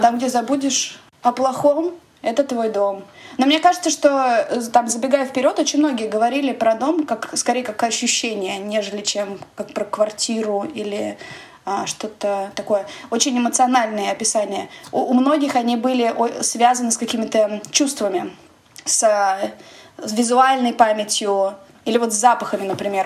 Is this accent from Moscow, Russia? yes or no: yes; Moscow, Russia; moved away as an adult; квартиры, в которой я росла в Москве